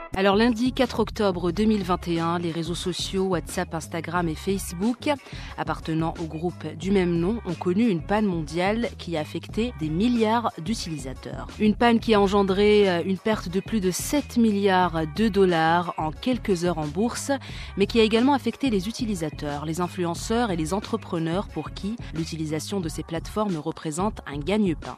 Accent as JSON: {"language": "French", "country": "Morocco", "said": "pour nous, Marocains"}